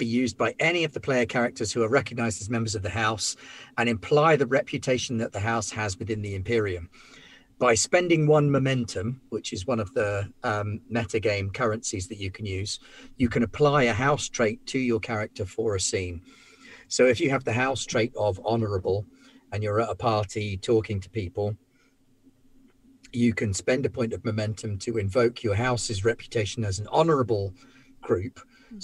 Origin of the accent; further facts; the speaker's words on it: Isle of Wight, South East England, United Kingdom; I come from the Isle of Wight, where, of course, we have 8 different colours of sand